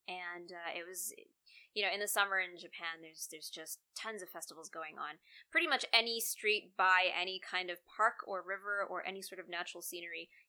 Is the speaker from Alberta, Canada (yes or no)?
yes; Calgary, Alberta, Canada; we're from Calgary.